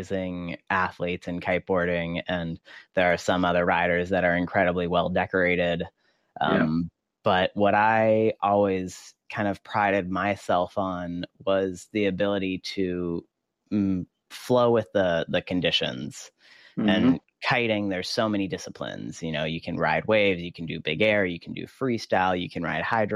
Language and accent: English; Maui, Hawaii, United States; I grew up here on Maui in Hawaii